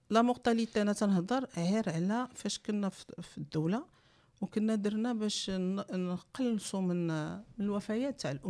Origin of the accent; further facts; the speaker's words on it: Morocco; علاش بدات لا فيكونداسيون ان فيترو عندنا في المغرب